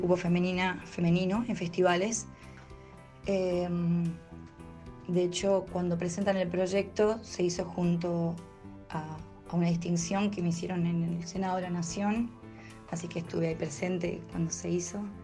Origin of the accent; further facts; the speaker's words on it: Mendoza, Argentina; tengo 39 años y soy de Mendoza.